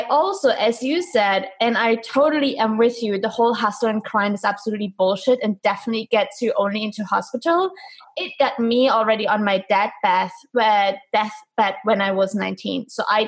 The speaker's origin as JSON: {"language": "English", "region": "East Germany", "country": "Germany", "tie": "born or raised there", "said": "I'm from Germany, specifically from East Germany. So I was born behind the wall"}